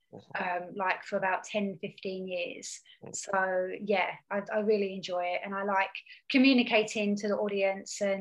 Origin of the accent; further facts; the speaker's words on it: Hertfordshire, East of England, United Kingdom; I'm from Hertfordshire.